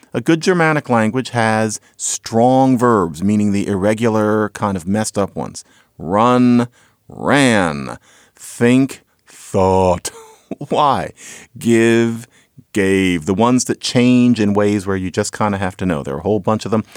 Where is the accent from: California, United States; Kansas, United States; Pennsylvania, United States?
Pennsylvania, United States; Philadelphia; I grew up in Philadelphia, so I heard this all the time